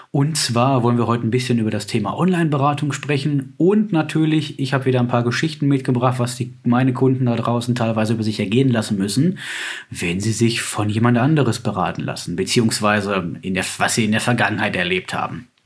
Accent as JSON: {"language": "German", "region": "North Rhine-Westphalia", "country": "Germany", "said": "Bei uns in NRW ist ja das mit dem Schnee, naja, da schneiden drei Flocken und schon bricht ein Chaos aus."}